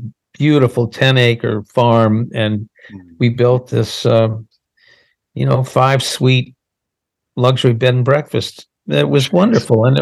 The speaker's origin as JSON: {"language": "English", "town": "Boston", "region": "Massachusetts", "country": "United States", "also_born_or_lived": "Los Angeles", "moved": "yes", "said": "I'm from Boston and I, you know, I'm a Yankee and we had lived in LA for 23 years"}